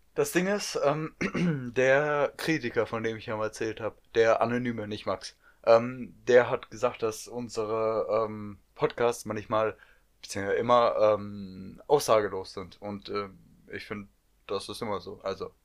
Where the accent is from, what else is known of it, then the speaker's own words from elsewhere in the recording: North Rhine-Westphalia, Germany; wir kommen aus NRW.